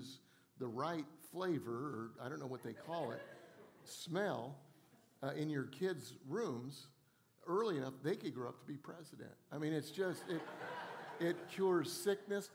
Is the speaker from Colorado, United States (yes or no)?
yes; Colorado, United States; now in Charleston, United States; I grew up in Colorado where we had all four seasons